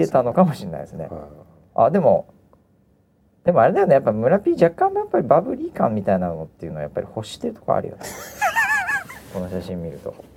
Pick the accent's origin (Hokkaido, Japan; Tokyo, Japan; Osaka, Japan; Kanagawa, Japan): Hokkaido, Japan; moved away; 北海道は自分の地元。